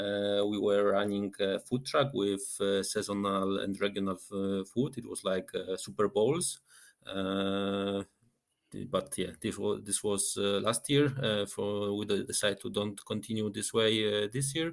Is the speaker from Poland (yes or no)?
yes; Rybnik, Silesian Voivodeship, Poland; English is a second language; moved away as an adult; also born or lived in Dębica, Poland / Krakow, Poland; now in Zurich, Switzerland; then my parents moved to Rybnik.